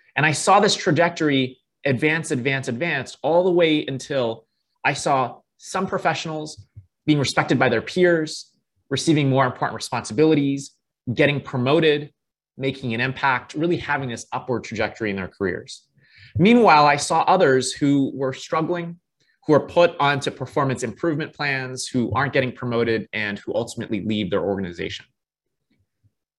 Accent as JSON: {"language": "English", "town": "Toronto", "region": "Ontario", "country": "Canada", "tie": "born or raised there", "said": "I was born and raised in Toronto, Canada"}